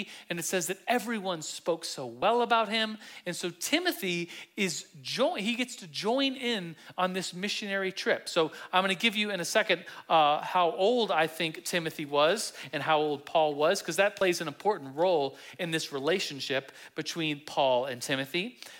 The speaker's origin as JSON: {"language": "English", "country": "Turkey", "tie": "born there", "said": "my dad was stationed in the Air Force, in an Air Force base in Turkey, and 44 years ago, I was born in Turkey."}